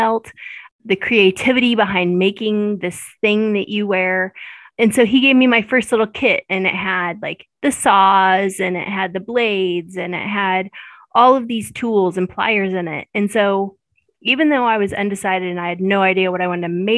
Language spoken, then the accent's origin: English; Maryville, Missouri, United States; I was born and raised in Maryville